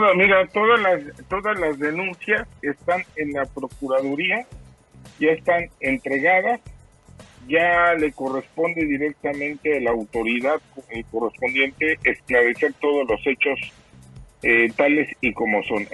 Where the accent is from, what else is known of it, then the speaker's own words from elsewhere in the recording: Mexico; las personas que somos mexicanos